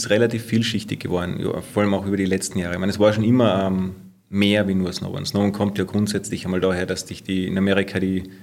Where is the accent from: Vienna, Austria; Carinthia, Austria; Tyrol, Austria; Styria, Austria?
Carinthia, Austria; St. Urban; Ja, also ich bin auf der Simon hier ja groß geworden, also in St. Urban und bei uns war es nicht weit auf die, zum, zum, Skigebiet.